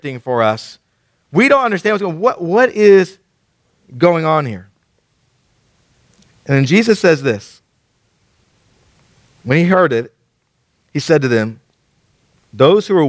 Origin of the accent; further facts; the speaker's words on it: Killeen, Texas, United States; moved away; I grew up in Killeen